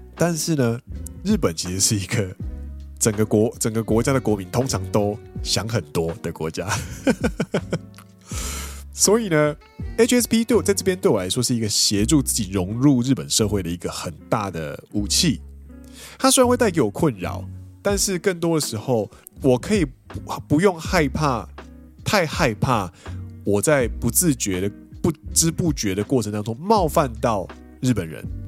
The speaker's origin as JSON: {"language": "Chinese", "region": "Kaohsiung", "country": "Taiwan", "tie": "born or raised there", "moved": "as an adult", "lives_now": "Japan", "said": "我是一个土生土长的高雄人"}